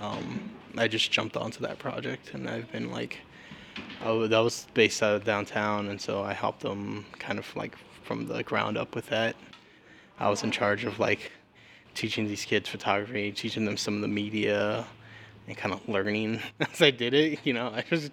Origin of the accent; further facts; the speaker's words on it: Tucson, Arizona, United States; I was born in Tucson, and I've lived here all my life